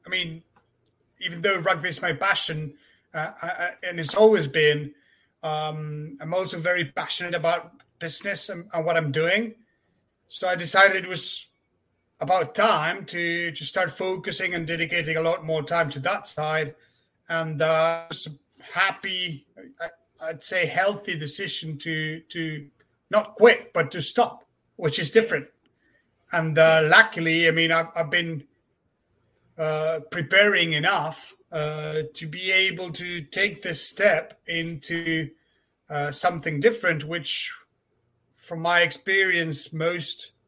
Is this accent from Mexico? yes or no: no; Argentina; moved away as an adult; now in France; I'm from Argentina myself